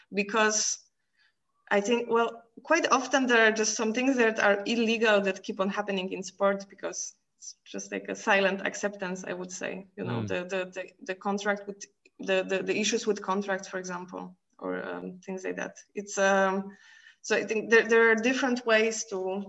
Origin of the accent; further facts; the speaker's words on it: Poland; now in Brussels, Belgium; I'm from Poland.